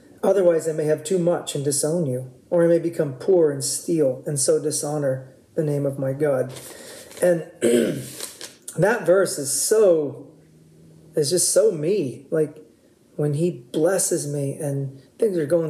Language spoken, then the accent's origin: English; Oahu, Hawaii, United States; We grew up on Oahu when we were kids